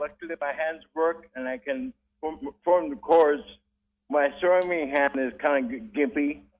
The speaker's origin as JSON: {"language": "English", "town": "Kona", "region": "Hawaii", "country": "United States", "tie": "born or raised there", "said": "Oh, yeah, I grew up here in Kona."}